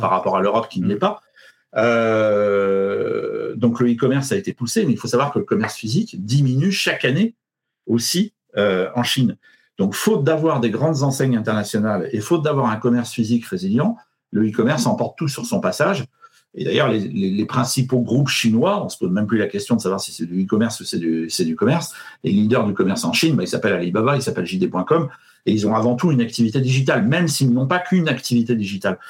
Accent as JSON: {"language": "French", "town": "Paris", "region": "Île-de-France", "country": "France", "said": "je suis parisien"}